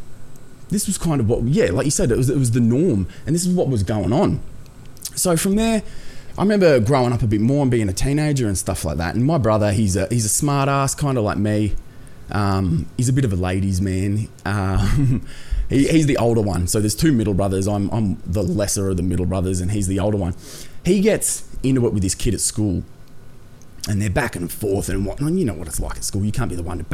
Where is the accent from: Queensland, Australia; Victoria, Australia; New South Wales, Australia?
New South Wales, Australia; Wollongong; also born or lived in Coffs Harbour; I grew up personally, like, in the south of Sydney, in Wollongong sort of area